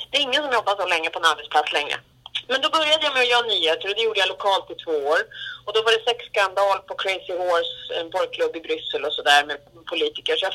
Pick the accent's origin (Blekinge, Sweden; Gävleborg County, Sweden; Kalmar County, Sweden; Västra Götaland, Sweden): Gävleborg County, Sweden; Gävle; also born or lived in Södermalm, Stockholm; now in Stockholm, Sweden; Då är vi i Gävle, precis där jag är född och uppväxt.